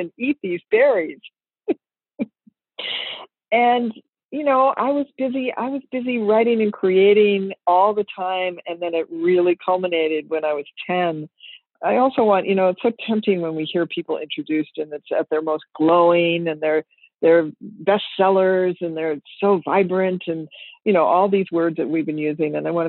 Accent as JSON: {"language": "English", "town": "Minneapolis", "region": "Minnesota", "country": "United States", "tie": "born or raised there", "said": "I grew up in Minneapolis, Minnesota, in a wonderful family."}